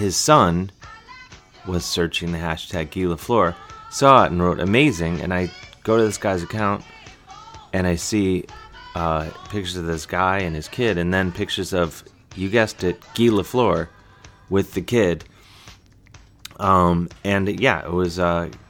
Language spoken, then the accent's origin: English; Cleveland, Ohio, United States; when I was a kid growing up on the mean streets of suburban Cleveland, Ohio